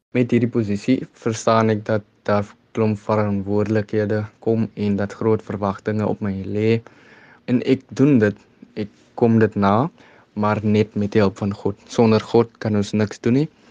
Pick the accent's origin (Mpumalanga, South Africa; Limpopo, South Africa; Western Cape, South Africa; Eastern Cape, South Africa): Western Cape, South Africa; Kraaifontein; ek is van Kraaifontein oorspronklik